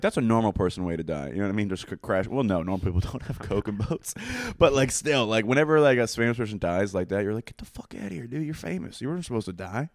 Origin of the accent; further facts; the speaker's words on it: Coatesville, Pennsylvania, United States; I'm from Coatesville